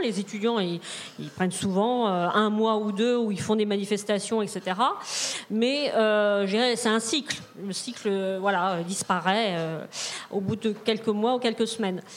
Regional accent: Rennes, Brittany, France; je viens de Rennes, donc Rennes, c'est, on n'est pas très loin de la ZAD

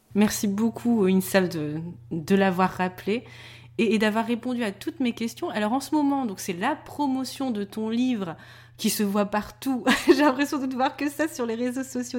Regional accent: Denain, Hauts-de-France, France; on venait de Denain, qui est pas non plus la ville la plus réputée de France

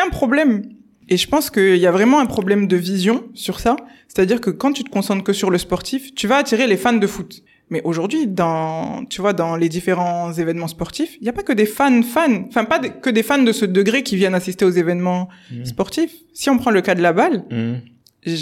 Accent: Bordeaux, Nouvelle-Aquitaine, France; also born or lived in England; de Bordeaux, c'est là où je suis née, c'est là où j'ai grandi, fait mes études, etc.

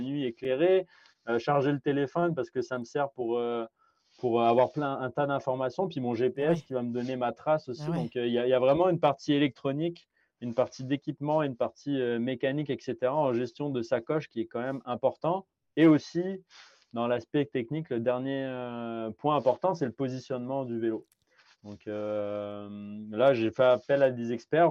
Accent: France; moved away as an adult; now in Quebec, Canada; je suis d'origine de, France

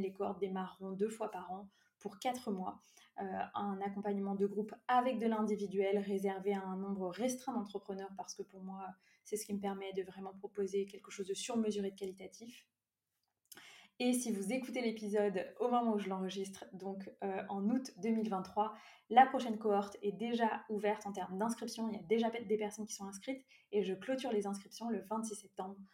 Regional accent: near Brittany, France; moved away as an adult; also born or lived in Lyon region; je vis actuellement euh, en Bretagne, près de là où j'ai grandi, après avoir euh, euh, beaucoup développé mes activités dans le sud-est, notamment dans la région lyonnaise

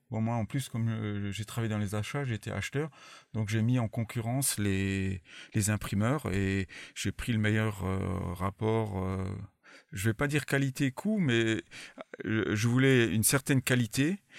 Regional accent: France; Je suis français avant, avant, tout, mais bon, je me débrouille en anglais quand même

